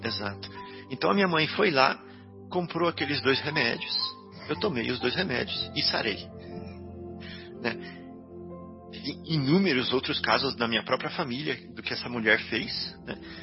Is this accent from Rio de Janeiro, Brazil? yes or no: no; Santa Rita do Sapucaí, Minas Gerais, Brazil; moved away; Santa Rita do Sapucaí, a nossa cidadezinha lá onde eu cresci lá no sul de Minas